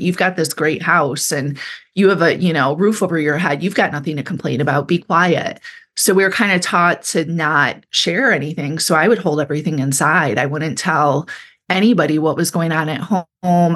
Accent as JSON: {"language": "English", "town": "Kalamazoo", "region": "Michigan", "country": "United States", "tie": "born or raised there", "also_born_or_lived": "San Francisco", "moved": "as an adult", "said": "I grew up in Michigan, and I grew up downstate in, outside of Kalamazoo, Michigan"}